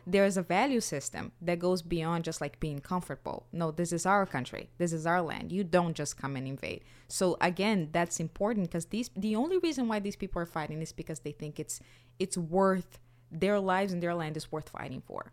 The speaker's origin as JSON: {"language": "English", "country": "Brazil", "moved": "yes", "said": "I'm from Brazil."}